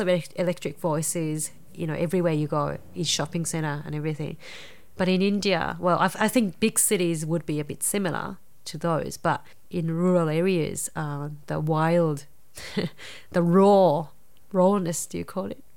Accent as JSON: {"language": "English", "region": "Nara", "country": "Japan", "tie": "born or raised there", "second_language": "English", "moved": "yes", "said": "I grew up in a quite a, um, rural Nara"}